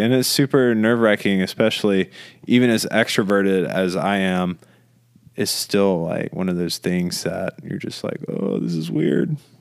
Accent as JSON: {"language": "English", "area": "Bible Belt", "region": "the South", "country": "United States", "tie": "born or raised there", "said": "where we're from, growing up in the Bible Belt"}